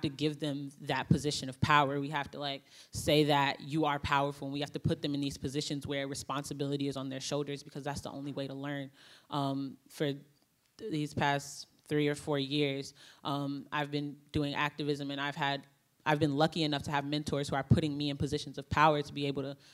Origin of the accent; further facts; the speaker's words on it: Chicago, Illinois, United States; I'm from Chicago, and some of the work that I do is like with Black Lives Matter Chicago